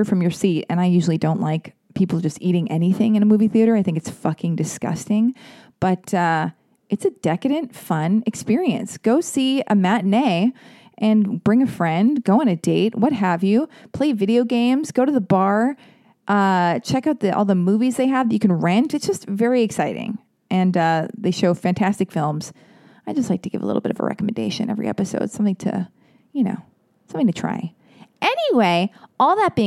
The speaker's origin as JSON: {"language": "English", "country": "United States", "said": "I'm American. I say patent"}